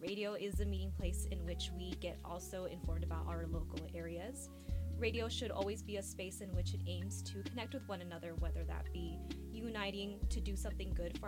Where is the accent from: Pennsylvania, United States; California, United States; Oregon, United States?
California, United States; Bay Area; moved away as an adult; now in Davis, United States; growing up in the Bay Area.